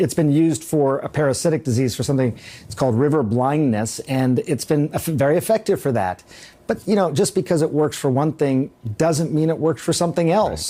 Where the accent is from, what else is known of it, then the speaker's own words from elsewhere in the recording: Monterey, California, United States; I'm from Monterey, California